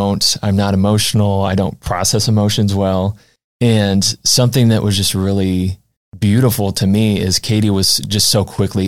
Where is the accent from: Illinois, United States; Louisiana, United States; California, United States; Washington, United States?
Illinois, United States; just outside of Springfield; So I'm originally from just outside of Springfield, Illinois.